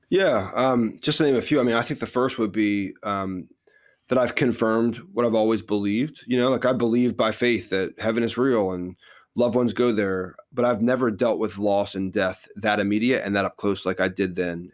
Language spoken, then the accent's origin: English; New Jersey, United States; moved away as an adult; also born or lived in Philadelphia; now in Texas, United States; born and raised in New Jersey